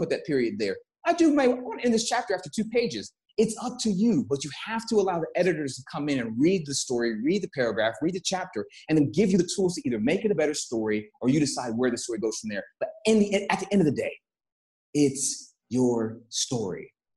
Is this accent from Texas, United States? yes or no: yes; Texas, United States; moved away; I come from Texas.